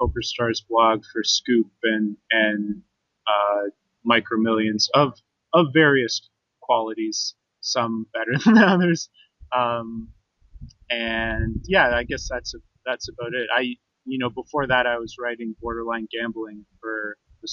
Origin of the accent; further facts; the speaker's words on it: Canada; moved away; as a Canadian